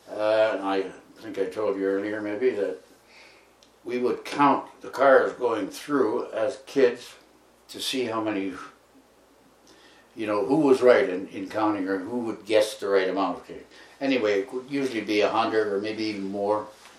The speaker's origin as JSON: {"language": "English", "town": "Barry's Bay", "region": "Ontario", "country": "Canada", "tie": "born or raised there", "also_born_or_lived": "Toronto", "moved": "as an adult", "said": "Grew up, born in Barry's Bay, Ontario. My ancestors came here as original pioneers. Both the Polish and the German part of my family."}